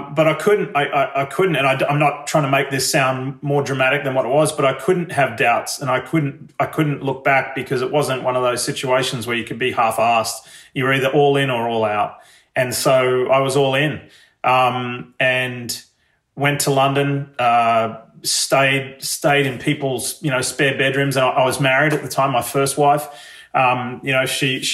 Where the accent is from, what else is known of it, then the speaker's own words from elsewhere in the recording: Sydney, New South Wales, Australia; moved away as an adult; now in Ridgefield, Connecticut, United States; I left Australia